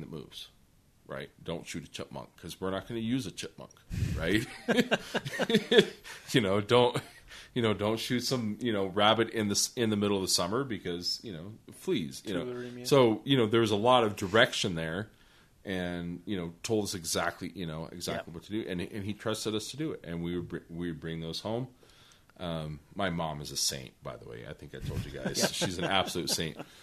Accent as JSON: {"language": "English", "town": "Los Alamos", "region": "New Mexico", "country": "United States", "tie": "born or raised there", "said": "we were raised in Los Alamos"}